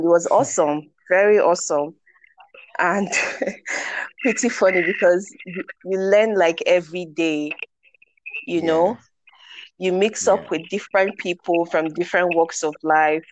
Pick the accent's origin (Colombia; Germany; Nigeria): Nigeria; Growing up in Nigeria